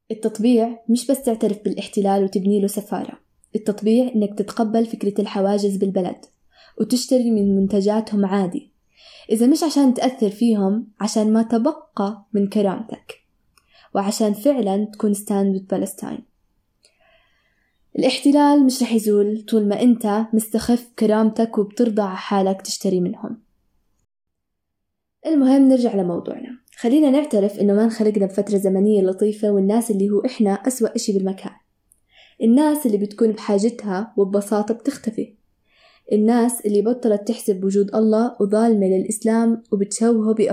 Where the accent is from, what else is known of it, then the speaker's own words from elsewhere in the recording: Palestine; بحكم إني فلسطينية مغتربة من 73 سنة أرض وشعبي منكوب ومسلوب مني